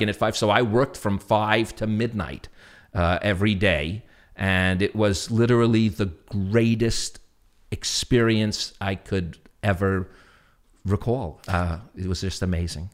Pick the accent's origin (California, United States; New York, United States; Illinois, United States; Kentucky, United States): New York, United States; New York City; accent: New York; my New York accent